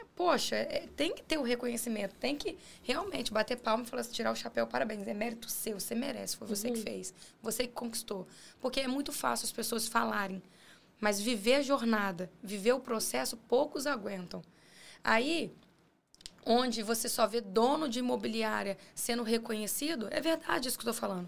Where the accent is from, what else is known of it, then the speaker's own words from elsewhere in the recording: Guarapari, Espírito Santo, Brazil; nós quatro somos de Guarapari.